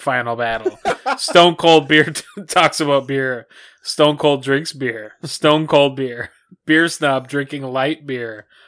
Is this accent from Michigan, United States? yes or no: no; Minnesota, United States; from our, our home state